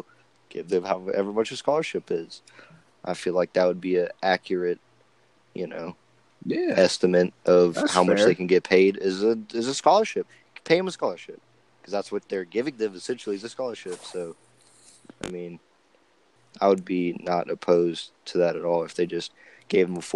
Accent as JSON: {"language": "English", "town": "Bowling Green", "region": "Kentucky", "country": "United States", "tie": "born or raised there", "said": "I was born here"}